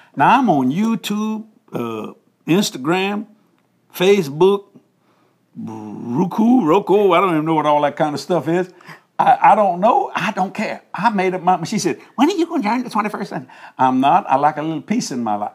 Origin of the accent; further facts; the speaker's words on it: United States; I was raised up in the United States of America